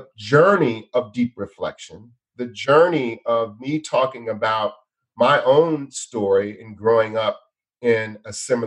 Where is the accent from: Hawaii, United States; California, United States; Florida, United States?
California, United States; outside of Los Angeles, Southern; I grew up outside of Los Angeles, outside in Southern California